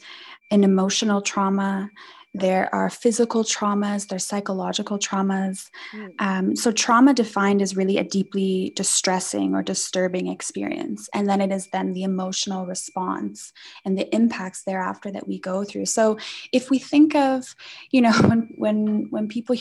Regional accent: Canada; moved away as an adult; now in South Africa; I'm coming from Canada, I'm Canadian. So I moved here in 2012

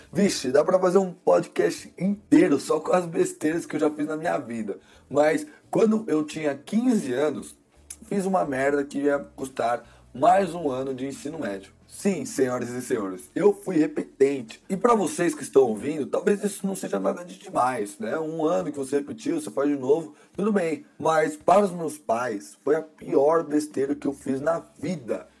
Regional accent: Brazil; Mas eu nasci no Brasil. Então, ironicamente, por eu ter nascido no Brasil, eu sou brasileiro

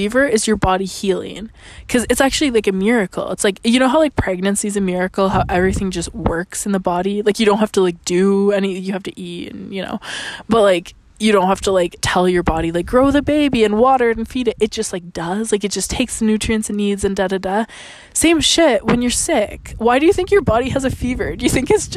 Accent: Canada; I'm Canadian

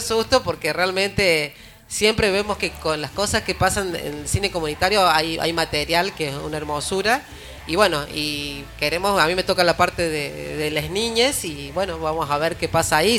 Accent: Alberdi, Argentina; nosotros somos acá de Alberdi

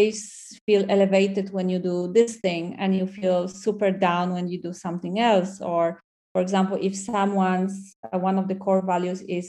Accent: Poland; English is a second language; moved away as an adult; also born or lived in Dublin, Ireland; now in Barcelona, Spain; I come from Poland

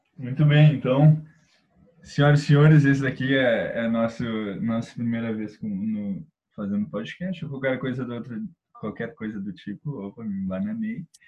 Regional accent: Porto Alegre, Rio Grande do Sul, Brazil; a gente é de Porto Alegre

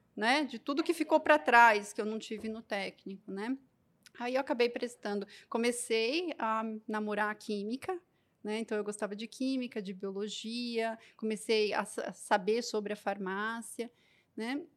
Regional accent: Osasco, São Paulo, Brazil; eu sou natural de Osasco, São Paulo

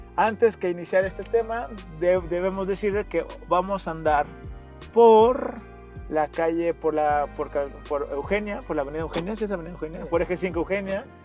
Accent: Mexico; como buen mexicano que somos

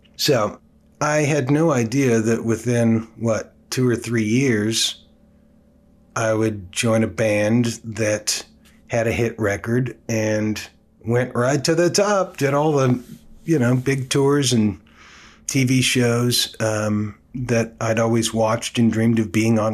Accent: Oakland, California, United States; I came from the Bay Area, born and raised in Oakland, California

